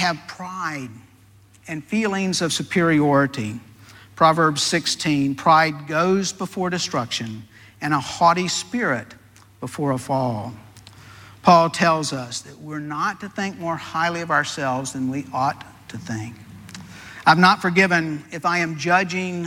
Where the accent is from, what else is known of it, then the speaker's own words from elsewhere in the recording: Deep South, United States; I was raised in the Deep South